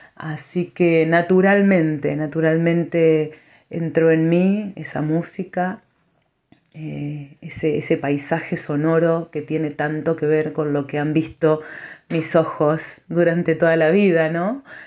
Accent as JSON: {"language": "Spanish", "town": "Bragado", "region": "Buenos Aires Province", "country": "Argentina", "tie": "born or raised there", "also_born_or_lived": "Chivilcoy", "said": "Yo viajaba desde mi ciudad natal, Bragado, hasta Chivilcoy"}